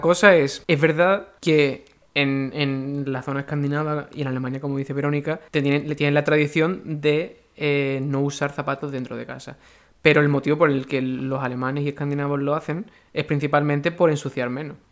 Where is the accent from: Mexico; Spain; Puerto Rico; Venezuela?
Spain; Seville, Andalusia; Importa que sea sevillano, no porque tenga un acento, sino porque yo soy de Sevilla